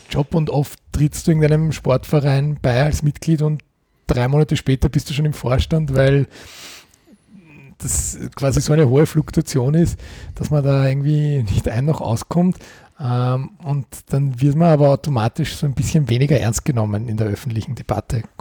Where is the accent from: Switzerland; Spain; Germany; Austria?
Austria; Eastern Austria; da gibt es bei uns im Osten Österreichs den Begriff Vereinsmeierei